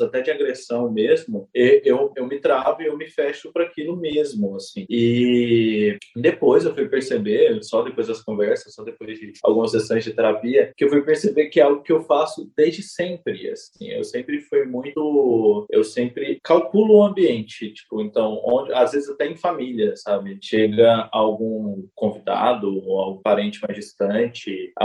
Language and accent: Portuguese; Goiânia, Goiás, Brazil; tenho 31 anos, sou nascido e criado em Goiânia